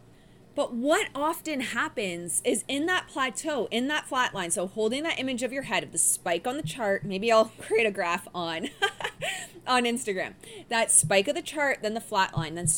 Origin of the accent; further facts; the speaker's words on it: Windsor, Ontario, Canada; also born or lived in Detroit, Michigan, United States; I grew up in Windsor and Detroit Rock City.